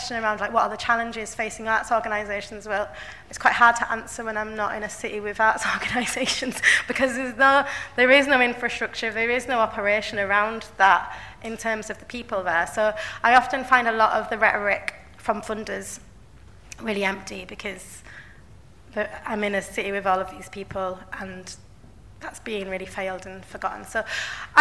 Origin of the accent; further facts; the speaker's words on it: Bradford, Yorkshire and the Humber, United Kingdom; I'm from Bradford, I grew up in Bradford, and I live there now